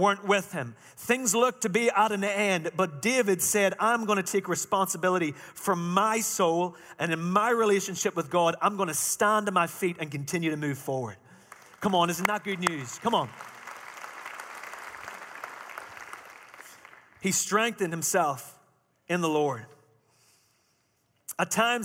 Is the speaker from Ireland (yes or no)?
yes; Ireland; moved away; Now remember, I'm Irish. I'm not from Chalmette